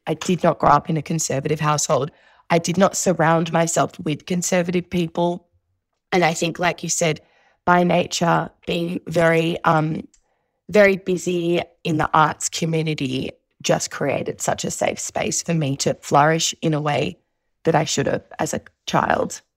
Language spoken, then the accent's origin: English; Melbourne, Victoria, Australia; I grew up in Southeast, uh, Victoria, in Melbourne